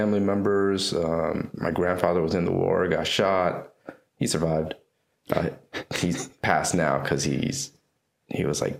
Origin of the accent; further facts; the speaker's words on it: North Carolina, United States; I was born in North Carolina, but my parents are from Vietnam. They were first, they immigrated here right after the Vietnam War.